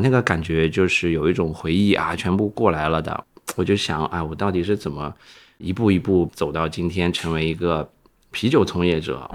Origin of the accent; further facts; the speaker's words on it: Xinjiang, China; now in Shanghai, China; 我是新疆出生长大的，所以我们那边喝酒比较彪悍